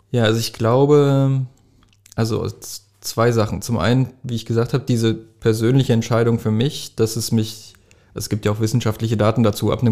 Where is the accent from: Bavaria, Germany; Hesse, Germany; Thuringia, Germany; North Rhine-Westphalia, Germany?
Thuringia, Germany; Jena; also ich komme nicht aus Wittenberg, ich bin in Jena geboren.